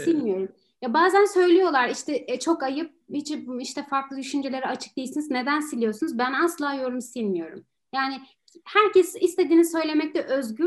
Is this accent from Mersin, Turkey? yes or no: no; Istanbul, Turkey; moved away as an adult; now in Poland; ben Türkiye'de başka bir şehirde zaten yaşamadım